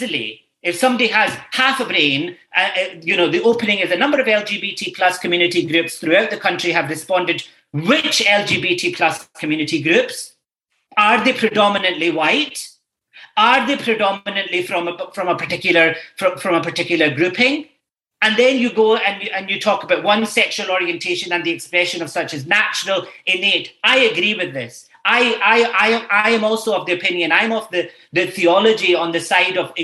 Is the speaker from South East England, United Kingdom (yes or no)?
no; Scotland, United Kingdom; moved away as an adult; now in Ireland; I grew up in a Scotland where this wasn't the case